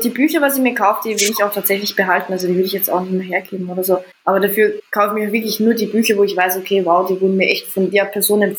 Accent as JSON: {"language": "German", "region": "Vienna", "country": "Austria", "said": "es ist witzig, dass ihr Deutschen eine Stimme habt, ja. sagt sie ja, ne? Aber bei uns in Wien ist das gang und gäbe"}